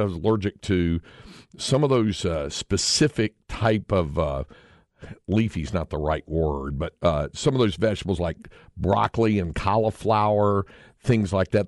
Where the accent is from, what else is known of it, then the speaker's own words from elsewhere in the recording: North Carolina, United States; moved away as an adult; now in Austin, United States; growing up in North Carolina